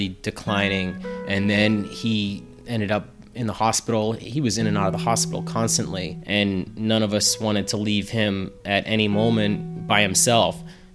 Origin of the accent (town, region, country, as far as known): Plainville, Massachusetts, United States; born or raised there